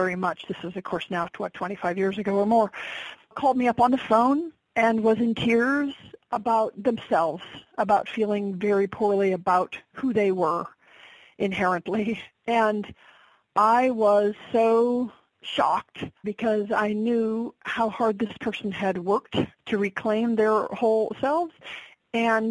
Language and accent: English; Alaska, United States; born and raised in Alaska